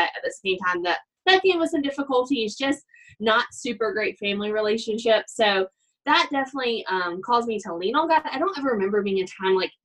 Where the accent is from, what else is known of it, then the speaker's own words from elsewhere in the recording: Alabama, United States; moved away as an adult; also born or lived in Georgia; now in Colorado Springs, United States; I am from Alabama.